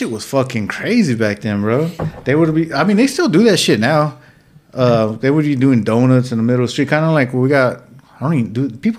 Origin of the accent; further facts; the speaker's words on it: California, United States; moved away; y'all know I'm from Cali